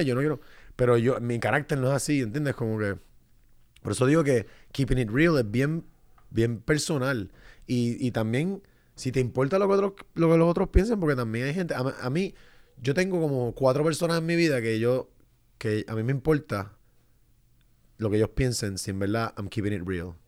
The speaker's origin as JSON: {"language": "Spanish", "country": "Puerto Rico", "moved": "as an adult", "said": "yo, ah, de Puerto Rico"}